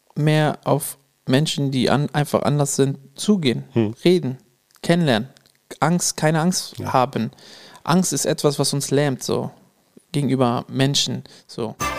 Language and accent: German; Münsterland, North Rhine-Westphalia, Germany; Bei uns im Münsterland